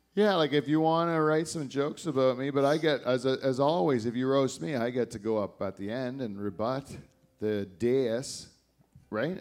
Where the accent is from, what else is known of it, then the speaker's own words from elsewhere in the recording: Canada; I only live here because I was born here